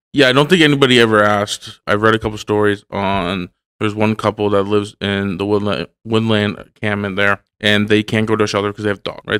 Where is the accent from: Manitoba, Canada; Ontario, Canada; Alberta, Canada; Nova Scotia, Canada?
Ontario, Canada; Hamilton; I grew up near Gage Park.